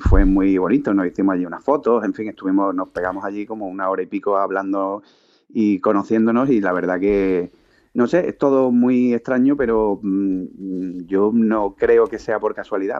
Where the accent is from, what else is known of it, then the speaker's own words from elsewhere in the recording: Málaga, Andalusia, Spain; also born or lived in Seville; yo soy de Málaga y estaba trabajando en Sevilla